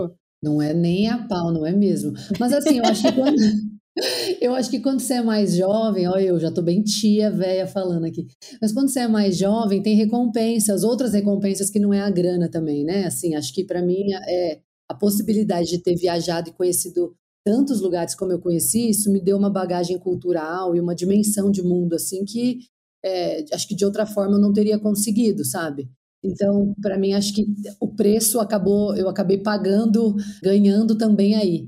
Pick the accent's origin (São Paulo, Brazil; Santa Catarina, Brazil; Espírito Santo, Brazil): São Paulo, Brazil; São José do Rio Preto; moved away as an adult; Eu sou do interior de São Paulo